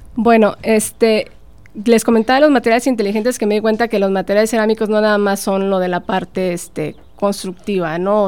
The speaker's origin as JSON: {"language": "Spanish", "town": "Tampico", "region": "Tamaulipas", "country": "Mexico", "tie": "born or raised there", "also_born_or_lived": "Saltillo, Coahuila / Madrid, Spain", "moved": "as an adult", "said": "emigré de, mi ciudad natal, de Tampico, me fui a estudiar a Saltillo"}